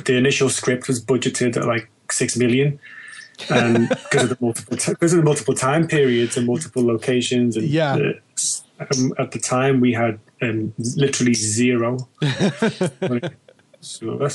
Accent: Liverpool, North West England, United Kingdom; moved away as an adult; now in London, United Kingdom; I'm Liverpudlian, born and bred, originally

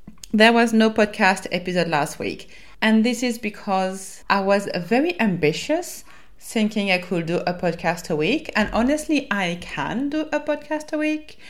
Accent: France; accent: French; my French accent

